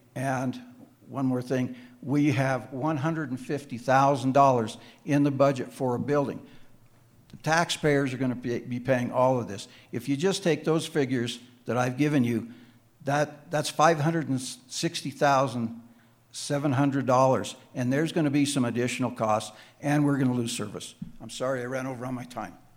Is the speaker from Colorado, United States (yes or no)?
yes; Crested Butte, Colorado, United States; moved away as an adult; also born or lived in Wheat Ridge, Colorado; I was born and raised in Cresta Butte, graduated from Cresta Butte High School